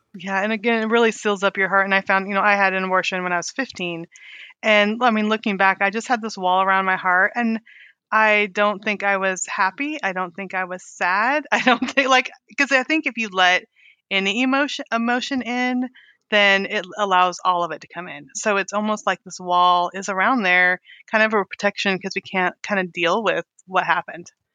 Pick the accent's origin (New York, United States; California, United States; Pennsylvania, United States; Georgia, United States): California, United States; Weed; I grew up in California, too